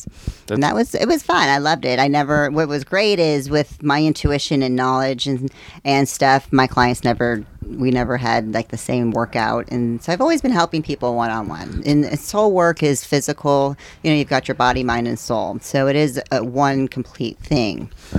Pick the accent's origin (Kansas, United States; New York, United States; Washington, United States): Kansas, United States; also born or lived in Indiana / Texas; now in Florida, United States; I was born in Indiana, then we moved to Kansas, and then Texas.